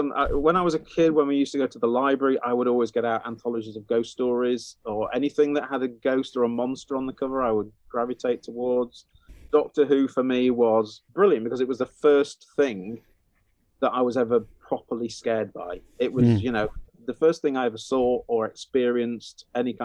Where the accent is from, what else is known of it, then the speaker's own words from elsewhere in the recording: Huddersfield, Yorkshire and the Humber, United Kingdom; we lived on a cul-de-sac, on a kind of a new build cul-de-sac when I was growing up in Huddersfield.